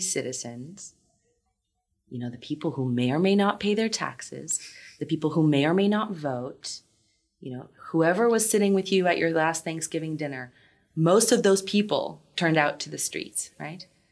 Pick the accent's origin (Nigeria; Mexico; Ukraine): Ukraine; moved away; also born or lived in New York / London; in my home country